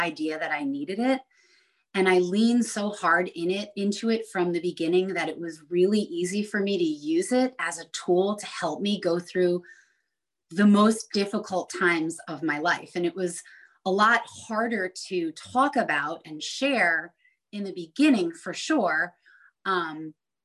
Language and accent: English; Long Island, New York, United States; moved away; growing up on Long Island in New York on the water and now living on the lake